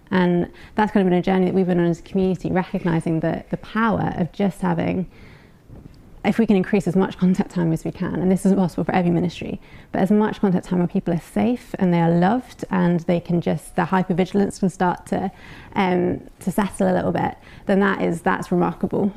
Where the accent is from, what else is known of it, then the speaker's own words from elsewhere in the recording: United Kingdom; We're British.